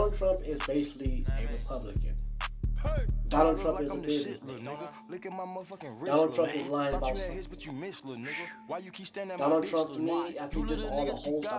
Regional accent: United States; I'm African American

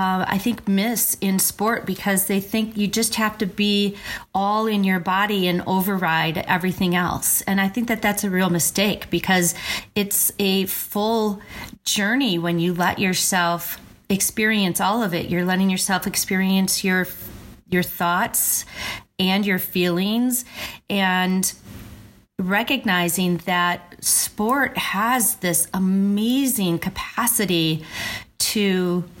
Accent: Verona, Wisconsin, United States; where I grew up in Verona

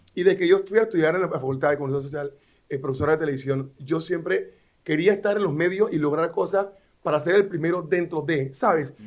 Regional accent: Panama City, Panama; vengo de Río, una barraca, y porque me gradué de la escuela pública en calle Primera Juan Díaz

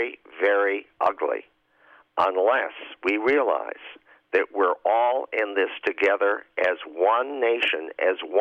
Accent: Chicago, Illinois, United States; I say this as a Chicagoan and an Illinoisan and a citizen of the United States

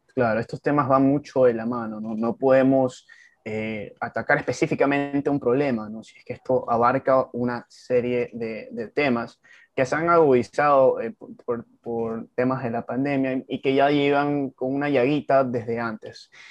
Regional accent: Ecuador; un joven como yo, ecuatoriano

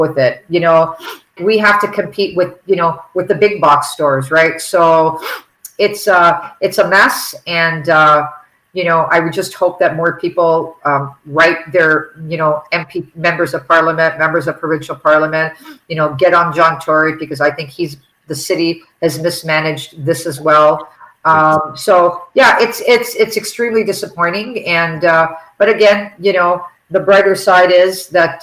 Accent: Toronto, Ontario, Canada; I was raised on the Danforth

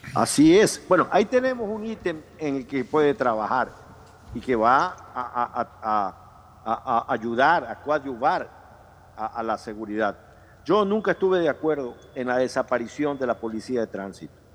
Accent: Ecuador; los ecuatorianos

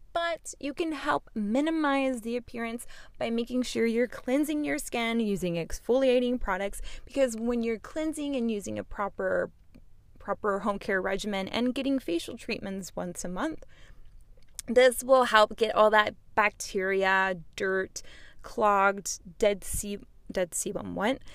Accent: Houston, Texas, United States; I'm actually from Texas, born in Texas and raised in Texas

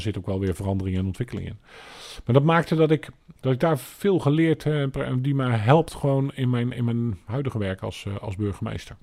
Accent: Alblasserdam, South Holland, Netherlands; also born or lived in Papendrecht; En zo kwam ik uiteindelijk in aanraking met Alblasserdam. En ehm, ben hier dus eigenlijk ook wel voor een deel opgegroeid

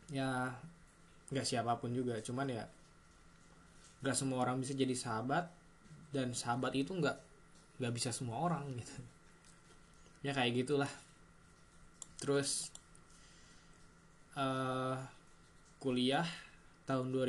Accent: Tasikmalaya, West Java, Indonesia; also born or lived in Kalimantan; gue uh, lahir di Tasik besar di Kalimantan umur sampai umur 9-10 tahun dan kembali lagi di Tasik mengenyam pendidikan yang cukup lama di sini sampai sekiranya SMA

